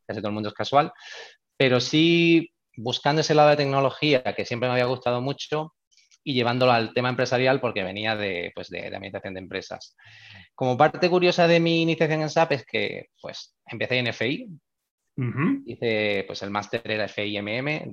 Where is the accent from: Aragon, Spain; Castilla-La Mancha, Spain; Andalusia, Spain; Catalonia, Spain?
Andalusia, Spain; Málaga; en la Universidad de Málaga, que es de donde yo soy